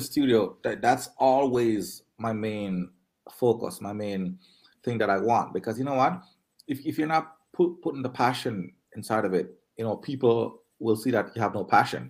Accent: Linstead, Saint Catherine, Jamaica; also born or lived in Spanish Town, Jamaica; now in Toronto, Canada; I uh, grew up in Charlemont

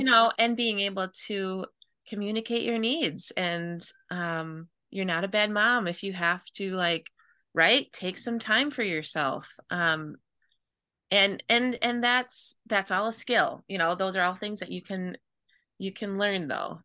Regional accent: Midwest, United States; I grew up in the Midwest

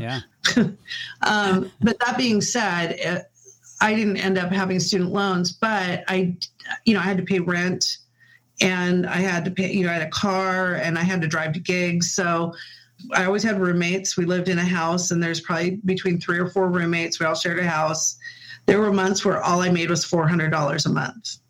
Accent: Puyallup, Washington, United States; also born or lived in Spokane, Washington / Federal Way, Washington / Seattle, Washington; I'm native actually to Washington. I was born in Spokane. Um, my parents we moved to Federal Way for a little while, and then I they settled us down in Puyallup. And so I really spent most of my school years in Puyallup

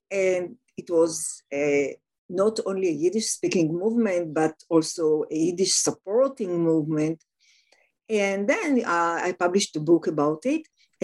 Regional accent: Tel Aviv, Tel Aviv District, Israel; So I was born and raised in Tel Aviv, in Israel, in Tel Aviv, the first Hebrew city. My parents were from Eastern Europe.

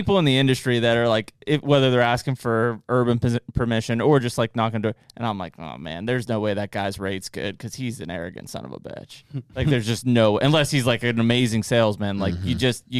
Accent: Pittsburgh, Pennsylvania, United States; It'd be like, yeah … from Pittsburgh.

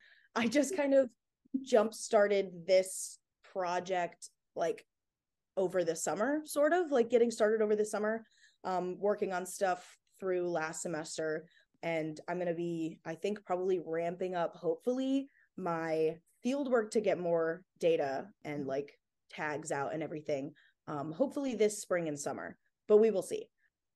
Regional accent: Illinois, United States; also born or lived in Phoenix, Arizona; I grew up in Illinois and Phoenix, Arizona, so nowhere near the ocean.

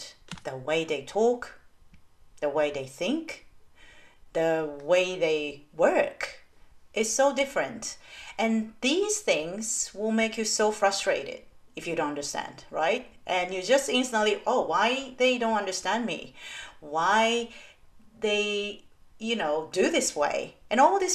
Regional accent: Tokyo, Japan; English is a second language; moved away as an adult; also born or lived in Taiwan / Thailand / United States / London, United Kingdom; now in Brisbane, Australia; I am originally from Tokyo, Japan.

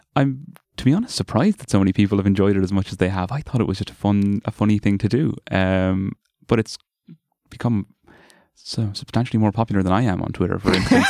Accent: Carlow, Leinster, Ireland; moved away as an adult; now in Dublin, Ireland; I'm from Carlow originally and went to the, there's a big Gael school and a big Gael college down Carlow

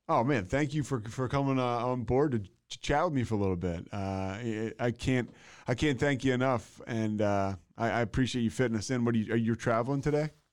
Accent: outside of Philadelphia, Pennsylvania, United States; I'm from uh, outside of Philadelphia, like. Uh, oh. Yeah, yeah, Bryn Mawr, Villanova, that area

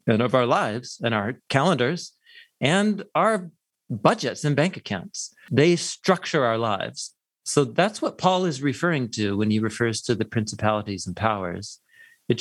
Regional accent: Portland, Oregon, United States; moved away as an adult; also born or lived in Madison, Wisconsin; I grew up in Portland, Oregon

